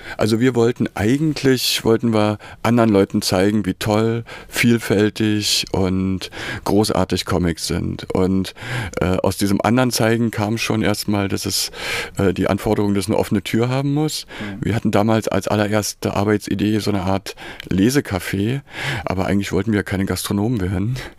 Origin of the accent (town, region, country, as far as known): Berlin, Germany; born or raised there; also born or lived in Weimar / Dessau